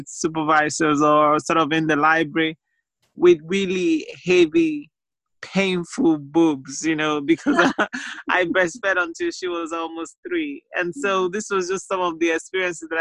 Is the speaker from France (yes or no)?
no; Nigeria; now in Staffordshire, United Kingdom; I'm a Nigerian